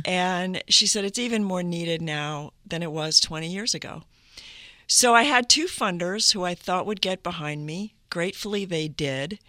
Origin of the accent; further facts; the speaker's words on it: Duluth, Minnesota, United States; moved away; I, I grew up in northern Minnesota. I was born in Duluth, Minnesota